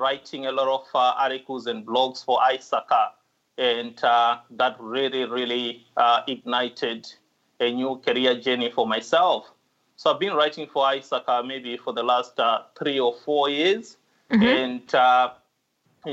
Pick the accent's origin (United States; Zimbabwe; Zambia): Zimbabwe; moved away as an adult; now in Australia; I come from Zimbabwe.